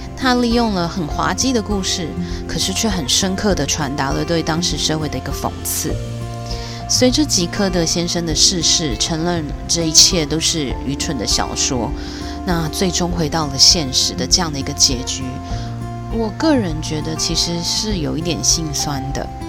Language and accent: Chinese; Taiwan; 我来自台湾